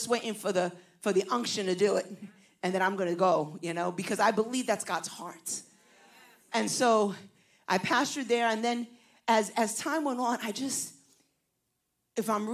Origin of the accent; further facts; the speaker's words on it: New York City, New York, United States; accent: Puerto Rican from Brooklyn; also born or lived in New Jersey; I was raised in New York City, but I now pastor in New Jersey